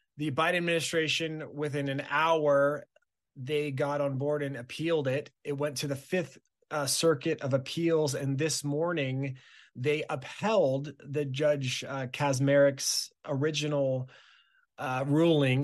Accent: Southern California, United States; moved away as an adult; now in Wisconsin, United States; born and raised in Southern California

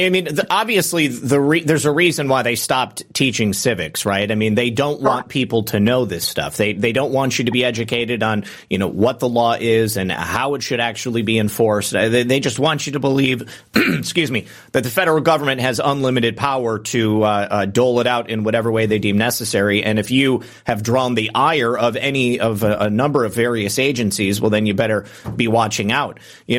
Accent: Michigan, United States; I remember growing up in the 90s and hearing the kind of advent of the idea of, you know, right wing militias at that time. I mean, they were really pushing that stuff, you know, the terrorists, the Michigan militia. I'm from Michigan, right?

